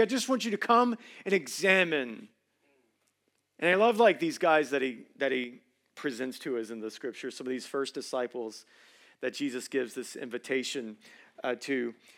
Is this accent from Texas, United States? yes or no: no; Georgia, United States; I'm originally from Hughley